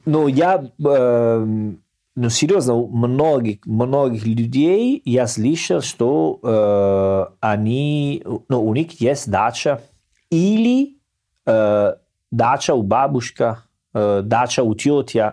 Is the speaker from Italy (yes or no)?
yes; Salerno, Campania, Italy; Russian is a second language; moved away; Я из Салерно, у нас есть море